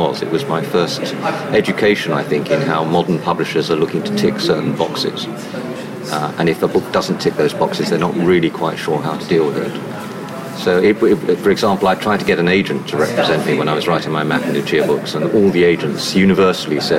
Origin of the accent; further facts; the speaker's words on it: London, United Kingdom; also born or lived in Norfolk; I grew up in North London